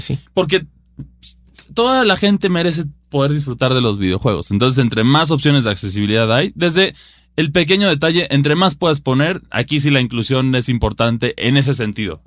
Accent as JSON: {"language": "Spanish", "country": "Mexico", "said": "yo como jugador mexicano"}